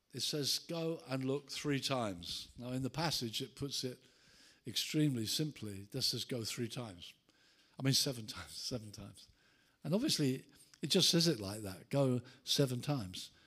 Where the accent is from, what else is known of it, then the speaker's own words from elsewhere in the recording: Brighton, South East England, United Kingdom; my hometown of Brighton